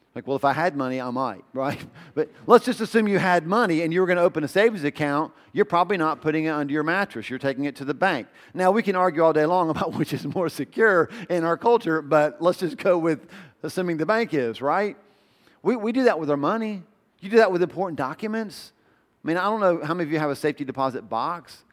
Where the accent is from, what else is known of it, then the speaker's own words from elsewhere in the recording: the South, United States; I grew up in the South